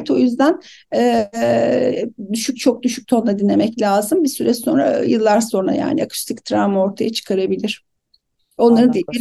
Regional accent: Aegean Region, Turkey; Herhalde sebebi de aslında Ege'liyim. Akdeniz mutfağına bağlıyorum.

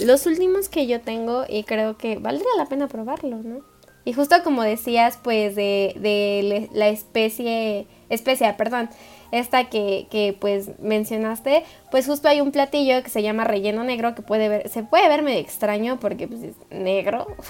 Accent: Mexico; now in Mexico City, Mexico; como mexicanos

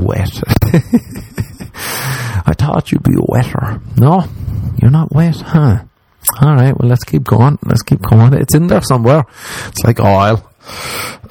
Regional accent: Ireland; moved away as an adult; I'm Irish

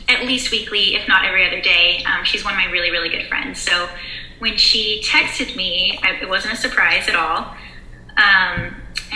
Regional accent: Dallas, Texas, United States; moved away as an adult; now in Norman, United States; I'm from Dallas and I go to OU in Norman, Oklahoma

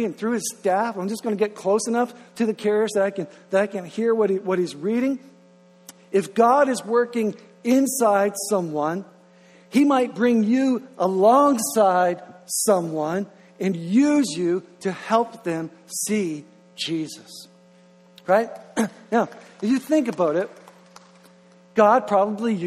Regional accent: Grand Manan, New Brunswick, Canada; now in Moncton, Canada; I'm originally from Graham and Ann

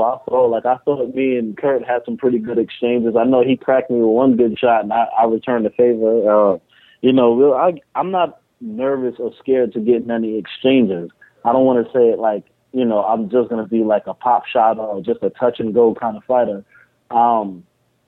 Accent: Trinidad & Tobago; also born or lived in New York; I'm Trinidadian

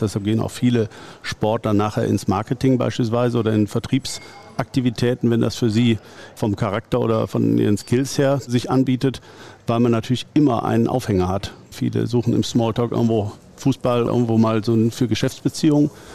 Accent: Gummersbach, North Rhine-Westphalia, Germany; ich komme aus dem Gummersbacher Umfeld, bin nach wie vor hier auch wohl gebürtig wie hier wohnen geblieben

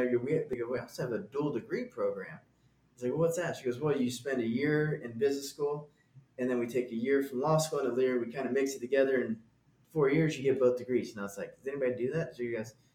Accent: Garland, Texas, United States; I'm from a suburb outside of Dallas called Garland.

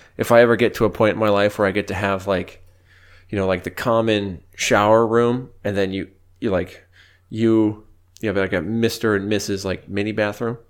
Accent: United States; as Americans

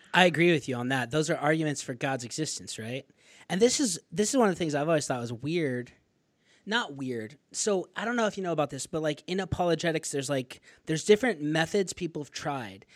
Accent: northern Arizona, United States; I'm from Arizona, so I grew up in northern Arizona

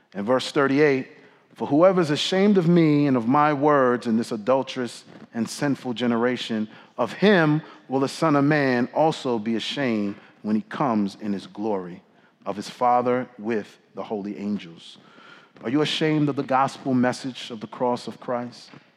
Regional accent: New York City, New York, United States; now in Washington, D.C., United States; growing up in the Bronx in the summer of 1998

